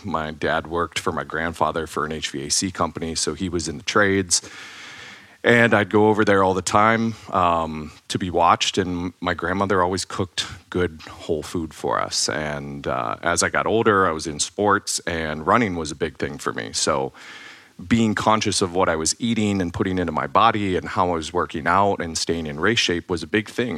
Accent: Ohio, United States; moved away; I grew up in Ohio

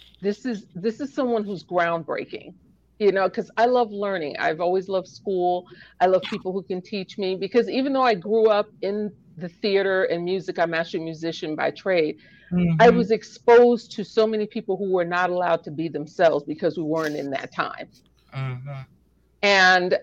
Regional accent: New York City, New York, United States; growing up in New York City

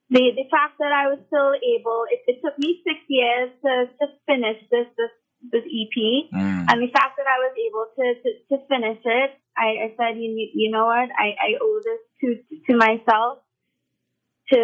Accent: Trinidad & Tobago; I love my Trinidadian culture. I have sung Calypso when I was a kid. I won two competitions in my school

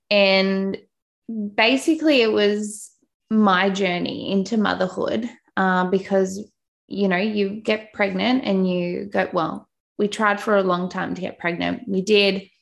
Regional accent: Australia; also born or lived in Newcastle, New South Wales; You probably tell from my accent, I am from Australia. Um, I don't think I have an accent.

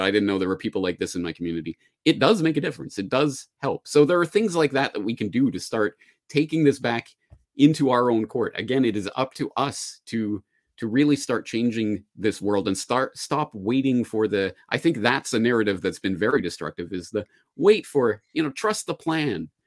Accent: Calgary, Alberta, Canada; now in Japan; my hometown of Calgary

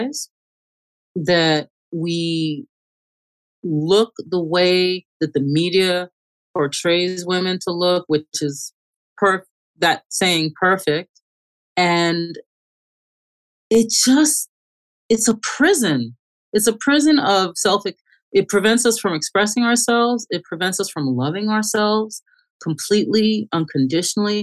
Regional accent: Long Island, New York, United States; also born or lived in St. Thomas, Jamaica / Bronx, New York / Manhattan / Queens; I was born in Jamaica, St. Thomas, Jamaica, in the West Indies. I grew up in the Bronx until I was 8 years old, and then we moved to Long Island.

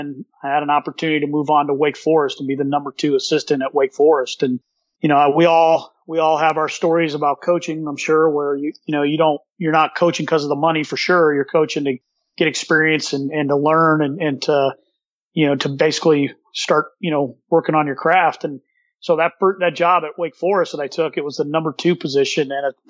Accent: Sacramento, California, United States; moved away as an adult; now in Pennsylvania, United States; I grew up in Sacramento, California.

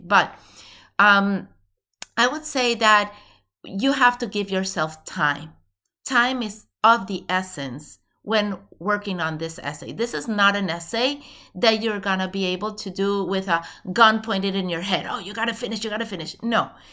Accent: Venezuela; moved away; I'm originally from Venezuela

